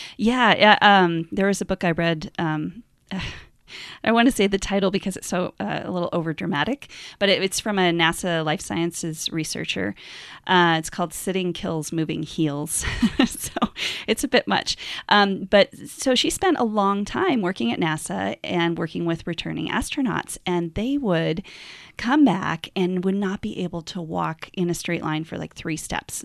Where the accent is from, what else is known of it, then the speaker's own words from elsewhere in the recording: Montana, United States; I'm from Montana